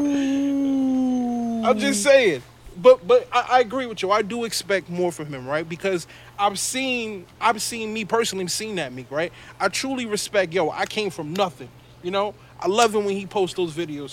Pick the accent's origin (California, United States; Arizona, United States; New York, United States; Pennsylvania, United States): New York, United States; New York City; we're we're from Brooklyn